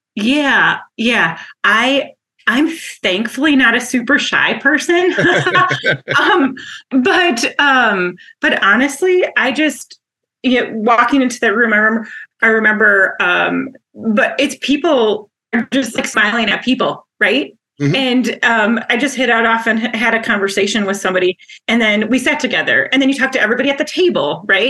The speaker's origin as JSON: {"language": "English", "town": "Wausau", "region": "Wisconsin", "country": "United States", "tie": "born or raised there", "also_born_or_lived": "Minnesota", "moved": "as an adult", "said": "I'm from Wisconsin, born and raised, and uh, in from Wausau, which is a uh, center of the state, and have an identical twin and an older sister, and grew up there"}